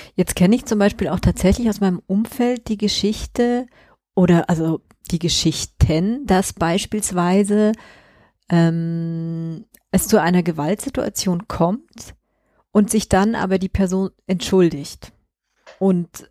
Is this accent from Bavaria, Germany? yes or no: yes; Munich, Bavaria, Germany; ich komme ja auch aus München